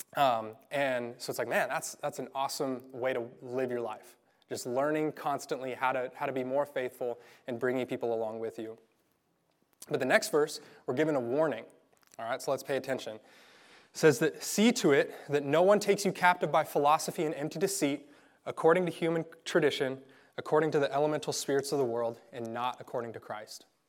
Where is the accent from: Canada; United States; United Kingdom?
United States; Garden City, Kansas; I grew up in Garden City